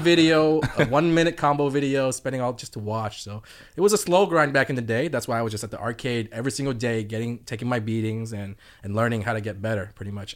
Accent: Atlanta, Georgia, United States; I'm from Atlanta

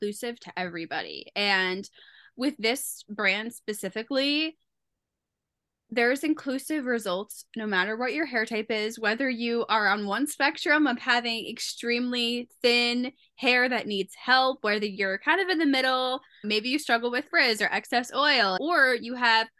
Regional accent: New Jersey, United States; I am from New Jersey

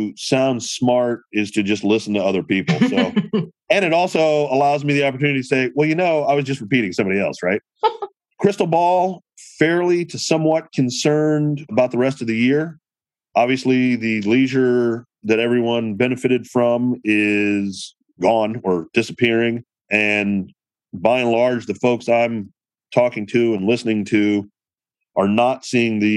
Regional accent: Chicago, Illinois, United States; I am from Chicago

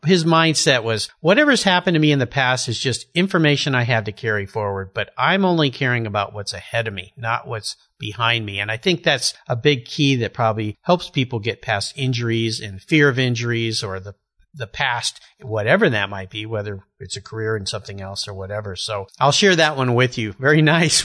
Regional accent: Southern California, United States; I grew up in Southern California too

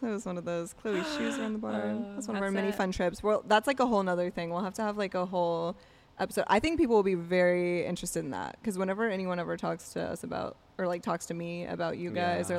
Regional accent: Appalachia, United States; I think it's because we're Appalachian.

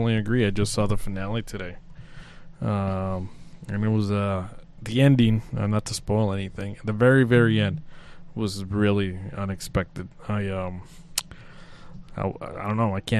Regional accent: Mexico; now in Detroit, United States; I grew up in Mexico, that's how you hanged out with friends

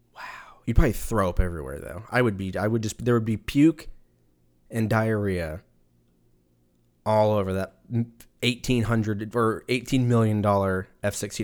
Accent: Southern California, United States; moved away as an adult; now in Texas, United States; I was born in Southern California

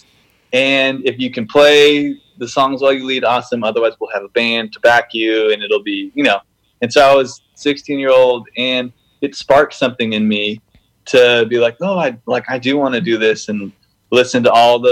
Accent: Canada; I grew up in Canada and played hockey, played basketball, played everything

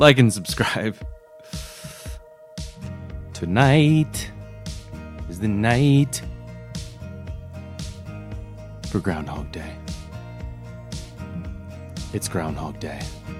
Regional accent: Daytona Beach, Florida, United States; moved away; originally from Florida.

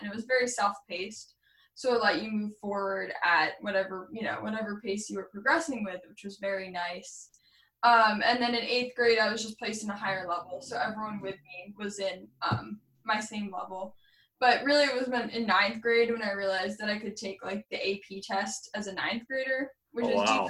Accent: New Hampshire, United States; also born or lived in Arizona / Lebanon, New Hampshire / Keene, New Hampshire; I was originally born in Arizona, but I've basically entirely grown up in New Hampshire. I lived in Lebanon, and now I live in Keene, New Hampshire.

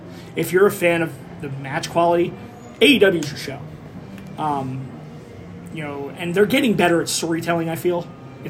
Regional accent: Philadelphia, Pennsylvania, United States; it's my hometown crowd. We all know what us Philadelphians are famous for.

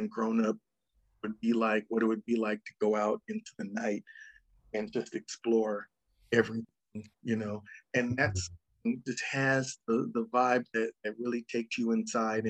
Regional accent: Los Angeles, California, United States; also born or lived in Ann Arbor, Michigan / Rialto, California; I was born in Ann Arbor, Michigan, and then we moved to Rialto, California when I was three. And then we moved to LA.

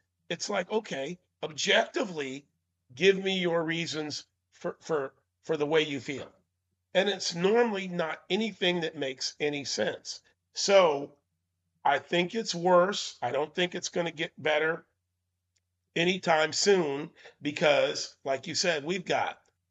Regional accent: Maine, United States; I was born in Maine

